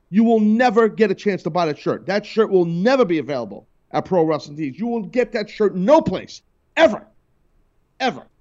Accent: Tuscaloosa, Alabama, United States; I grew up in Tuscaloosa.

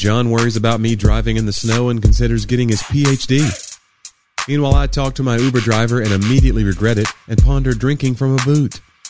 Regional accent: Knoxville, Tennessee, United States; When I grew up in Knoxville, there was umbrellas that people would sell.

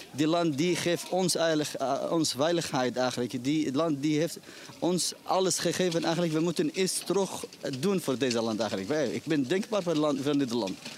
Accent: Yemen; moved away as an adult; now in Netherlands; Ik kom uit Jemen. En waarom ben je hierheen gekomen? Ja, ah, ik vlucht voor de oorlog eigenlijk in Jemen.

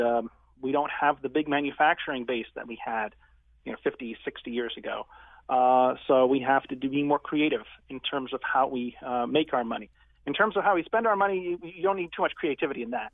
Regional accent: Greenwich, Connecticut, United States; also born or lived in California / Stamford; I was born in California, but I grew up in Greenwich, uh, and I live in Stamford

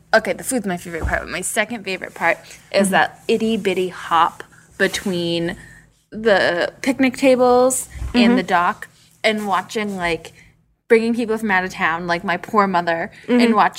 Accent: Massachusetts, United States; I'm from Massachusetts

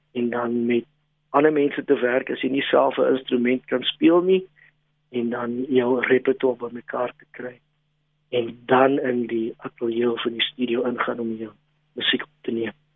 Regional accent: Western Cape, South Africa; first language Afrikaans; my moedertaal is Afrikaans, grootgeword in die Kaap, 'n um, bietjie rondgetrek

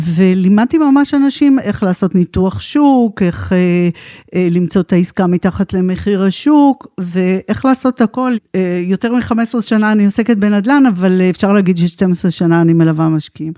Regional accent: Israel; moved away as an adult; also born or lived in United States / Tel Aviv; now in Pardes Hanna, Israel; אני במקור אה, קיבוצניקית. נולדתי בקיבוץ

